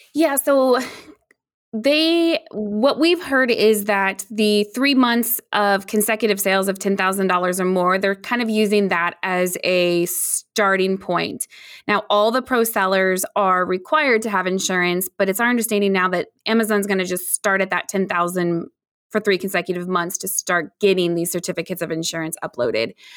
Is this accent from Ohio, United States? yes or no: no; Indiana, United States; also born or lived in Chicagoland area / Noblesville, Indiana; I, um, am born and raised in Indiana, so I'm here in the cornfields and the soybeans